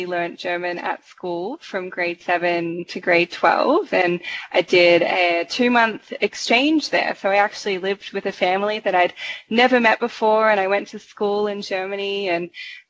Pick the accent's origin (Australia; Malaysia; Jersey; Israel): Australia; moved away as an adult; also born or lived in Sydney, Australia; now in Toronto, Canada; we come from Australia